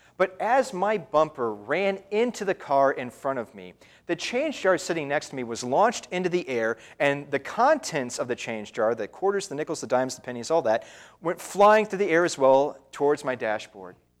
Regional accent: Indiana, United States; moved away as an adult; also born or lived in Wisconsin; my home in Indiana

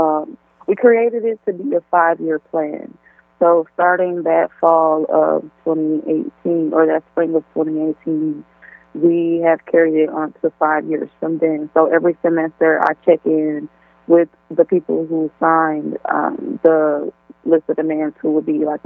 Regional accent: Milwaukee, Wisconsin, United States; now in Oshkosh, United States; I'm originally born and raised in Milwaukee, Wisconsin

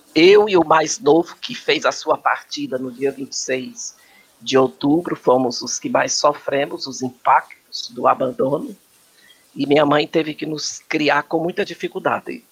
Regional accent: Fortaleza, Ceará, Brazil; also born or lived in Santana do Acaraú; now in São Paulo, Brazil; Eu sou cearense de Santana do Acaraú, mas me criei em Fortaleza.

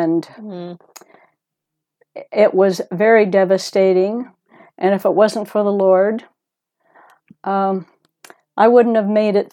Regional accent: United States; also born or lived in Southern California / Southern Oregon; Moved out to La Sierra when I was six with my parents, and I grew up there.

